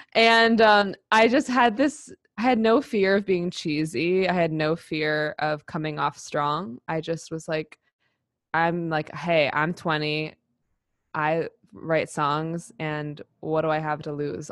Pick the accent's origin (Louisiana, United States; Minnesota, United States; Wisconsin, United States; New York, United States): New York, United States; New York City; I grew up in New York City and I grew up in theater